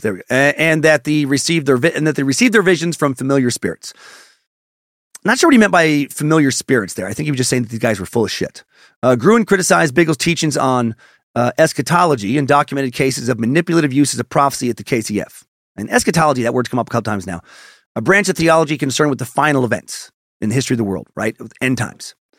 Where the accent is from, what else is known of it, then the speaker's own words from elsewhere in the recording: Riggins, Idaho, United States; Riggins where I grew up in Idaho